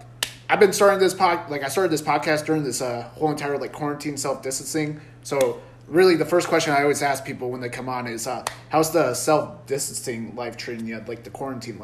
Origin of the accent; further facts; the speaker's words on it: Iowa, United States; moved away as an adult; now in Laredo, United States; I'm originally from Iowa.